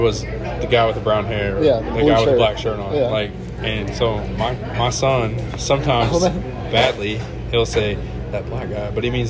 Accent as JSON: {"language": "English", "town": "Elmore City", "region": "Oklahoma", "country": "United States", "tie": "born or raised there", "said": "growing up in Elmore, which is weird because it's a little white town."}